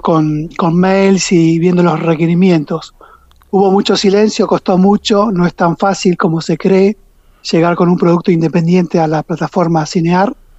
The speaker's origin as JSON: {"language": "Spanish", "town": "Caleta Olivia", "region": "Santa Cruz", "country": "Argentina", "said": "somos de Caleta"}